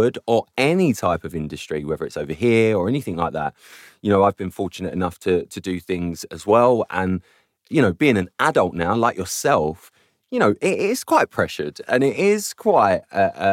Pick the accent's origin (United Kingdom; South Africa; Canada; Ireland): United Kingdom; London; where I grew up in London